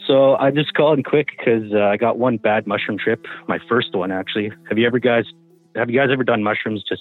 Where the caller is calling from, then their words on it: Smithers, British Columbia, Canada; from Smithers.